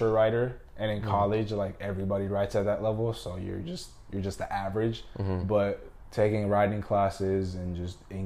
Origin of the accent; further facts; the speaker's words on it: Los Angeles, California, United States; I'm from